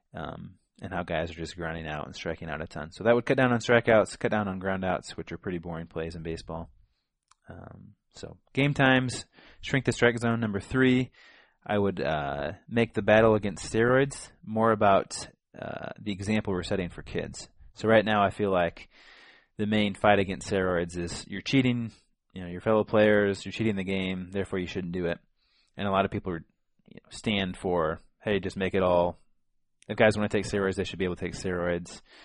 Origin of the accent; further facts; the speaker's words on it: Illinois, United States; growing up in Illinois